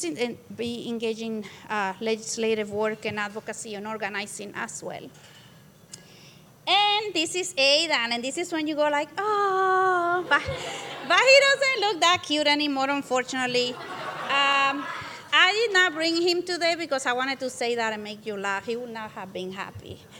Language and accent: English; Santo Domingo, Dominican Republic; moved away as an adult; also born or lived in New York City / Minnesota; now in Minneapolis, United States; I am from the Dominican Republic, and I came to the States to pursue college education back in Santo Domingo, where I lived.